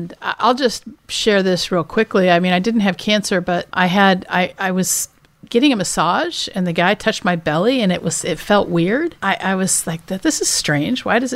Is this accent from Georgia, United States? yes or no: no; Washington, United States; I grew up in Washington State, not too far from Canada